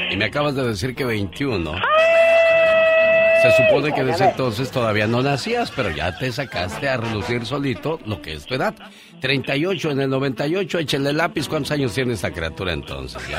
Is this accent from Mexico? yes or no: yes; Mazatlán, Sinaloa, Mexico; moved away; que un día salí de Mazatlán, Sinaloa, pero Mazatlán, Sinaloa nunca salió de mí.